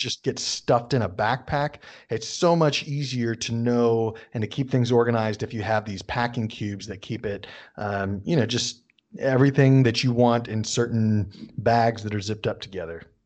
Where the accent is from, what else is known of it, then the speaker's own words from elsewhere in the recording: United States; accent: American English; I'm an American speaking American English